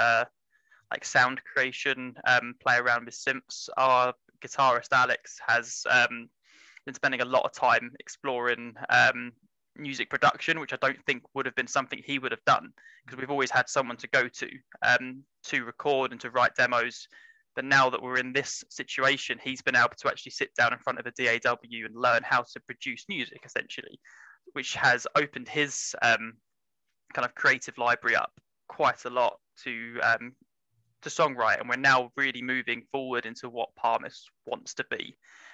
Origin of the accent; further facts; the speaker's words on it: Essex, East of England, United Kingdom; I'm from Essex.